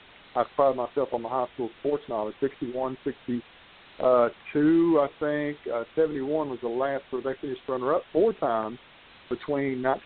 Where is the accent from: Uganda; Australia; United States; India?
United States; Harlan County, Kentucky; I grew up around Kaywood High School, lived a half mile away there.